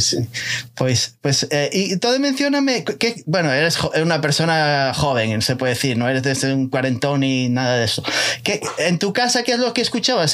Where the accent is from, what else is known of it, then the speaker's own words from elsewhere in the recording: Muros, Galicia, Spain; Yo soy de Muros, de La Coruña